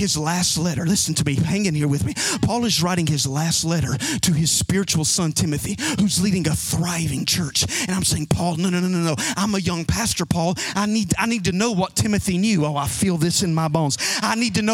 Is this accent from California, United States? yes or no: no; Alabama, United States; I'm from Alabama.